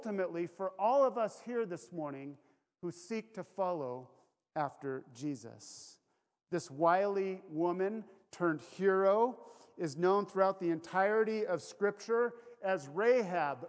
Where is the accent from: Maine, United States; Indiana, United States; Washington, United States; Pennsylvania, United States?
Washington, United States; Kirkland; I grew up in Kirkland